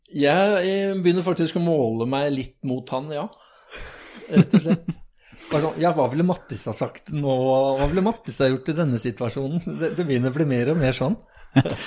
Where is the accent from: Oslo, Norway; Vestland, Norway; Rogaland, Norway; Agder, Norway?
Oslo, Norway; jeg er født, født og oppvokst på Bogerud, på østkanten.